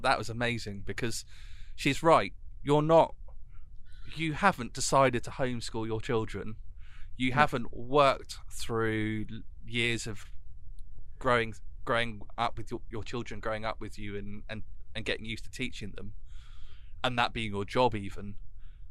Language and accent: English; North Devon, South West England, United Kingdom; also born or lived in Exeter; I was in a small school in North Devon